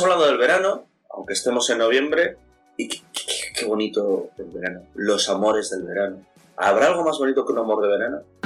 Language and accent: Spanish; Avilés, Asturias, Spain; soy de Avilés